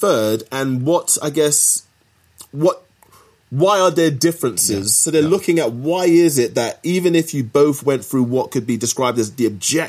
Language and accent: English; United Kingdom; me being a Brit